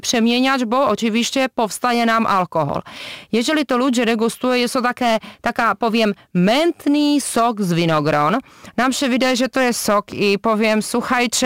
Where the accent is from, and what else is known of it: Czechia